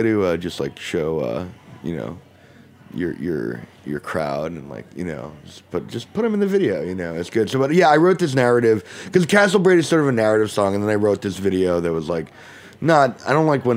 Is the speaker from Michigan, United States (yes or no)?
no; New York City, New York, United States; my friend Saskia, who I know from growing up in Brooklyn